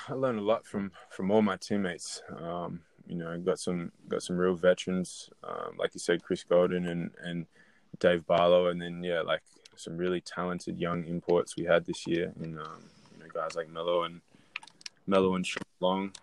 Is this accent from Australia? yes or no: yes; Adelaide, South Australia, Australia; I grew up in Adelaide, um, born and born and raised in Adelaide